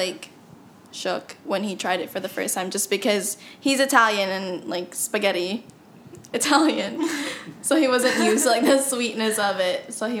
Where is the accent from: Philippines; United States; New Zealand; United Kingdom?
Philippines; English is a second language; moved away; growing up in the Philippines